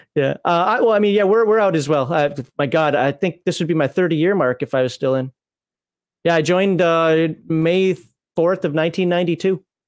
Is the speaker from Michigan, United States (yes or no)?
no; Minnesota, United States; moved away; I'm from Minnesota. That's actually the closest base to my hometown in Minnesota